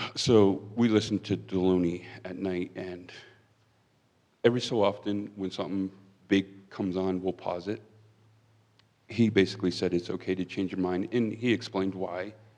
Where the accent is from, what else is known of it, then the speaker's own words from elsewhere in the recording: Pennsylvania, United States; moved away as an adult; now in Wyoming, United States; I'm originally from Pennsylvania.